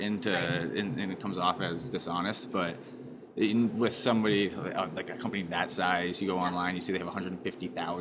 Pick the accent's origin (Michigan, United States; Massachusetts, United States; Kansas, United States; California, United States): Massachusetts, United States; Spencer; I grew up in Spencer right down the street. So right down the street, 20 minutes from here. For Central Mass, that's right down the street